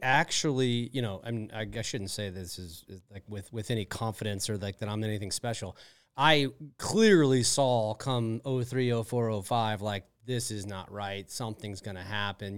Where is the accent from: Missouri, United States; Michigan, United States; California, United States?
Missouri, United States; St. Louis; also born or lived in Wisconsin / Minnesota; Moved to Saint Louis when I was about three years old